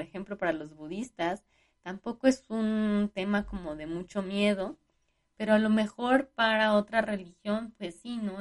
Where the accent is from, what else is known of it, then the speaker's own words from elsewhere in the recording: Mexico; como buenos mexicanos, pues fuimos como tomando de las, de las dos culturas